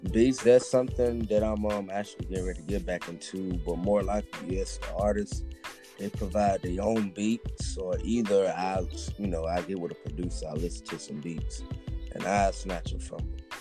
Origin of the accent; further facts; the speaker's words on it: Atlanta, Georgia, United States; I'm from Atlanta. You know, born and raised